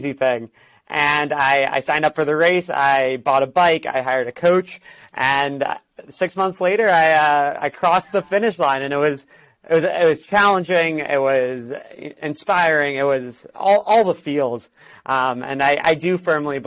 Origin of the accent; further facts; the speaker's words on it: Miami, Florida, United States; moved away as an adult; also born or lived in New York City / Los Angeles; I'm originally from Miami, Florida